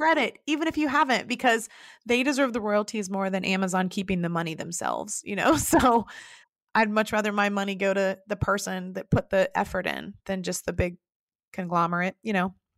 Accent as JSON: {"language": "English", "town": "Dayton", "region": "Ohio", "country": "United States", "tie": "born or raised there", "also_born_or_lived": "Marion, Ohio / Painesville, Ohio / Cincinnati, Ohio", "lives_now": "Loveland, United States", "said": "I grew up in Dayton, Ohio, and moved to Marion, Ohio."}